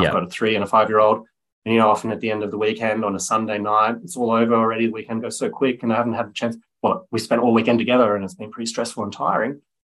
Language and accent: English; Byron Bay, New South Wales, Australia; also born or lived in Germany; I grew up in the Byron area, so in the north coast of New South Wales. I was born in Germany, so we came to Australia when I was seven